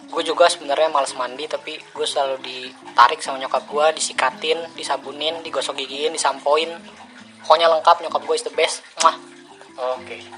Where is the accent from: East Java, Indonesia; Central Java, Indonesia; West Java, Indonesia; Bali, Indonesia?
West Java, Indonesia; Bekasi; born there; Jadi gue lahir di Bekasi 10 Juli tahun 2000.